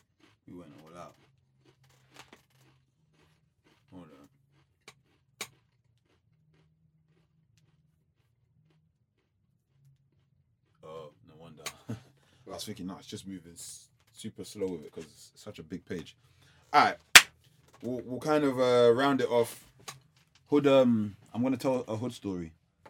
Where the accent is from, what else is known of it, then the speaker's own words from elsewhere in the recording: London, United Kingdom; I'm from like Peckham, Camberwell kind of area